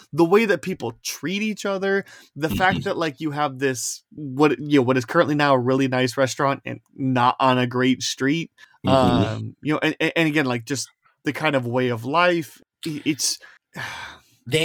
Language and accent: English; near Chicago, Indiana, United States; now in Iowa, United States; I lived 30 minutes from downtown and where I grew up, but just in Indiana